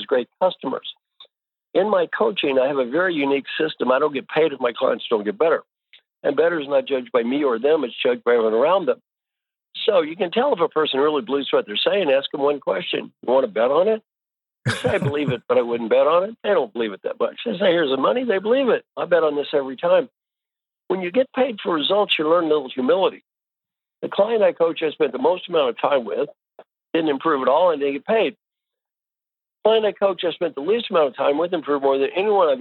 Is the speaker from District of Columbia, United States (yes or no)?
no; Kentucky, United States; moved away; also born or lived in Indiana / California; I was born in Kentucky. I went to school in Indiana.